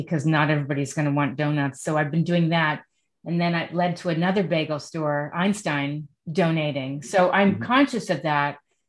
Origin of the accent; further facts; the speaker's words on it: New York City, New York, United States; moved away; I grew up in Manhattan.